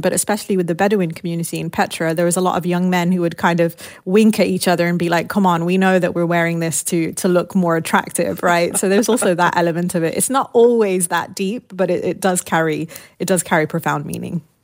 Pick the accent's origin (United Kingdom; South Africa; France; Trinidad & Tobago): United Kingdom; also born or lived in Lebanon; growing up in the United Kingdom, my parents had moved there during the Lebanese Civil War